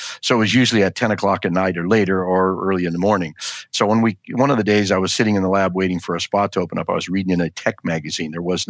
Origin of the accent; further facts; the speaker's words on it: South Dakota, United States; born there; So I was born in South Dakota. They call it the Black Hills.